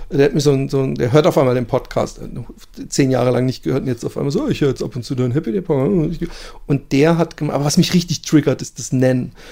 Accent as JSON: {"language": "German", "region": "Southern Germany", "country": "Germany", "tie": "born or raised there", "said": "ich bin in Süddeutschland groß geworden, aber meine Eltern kommen beide nicht aus dem Süden ah, und ja. haben auch nie Dialekt gesprochen."}